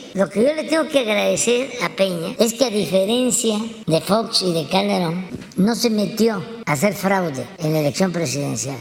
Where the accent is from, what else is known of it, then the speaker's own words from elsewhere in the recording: Mexico; nos vamos a sentir avergonzados los mexicanos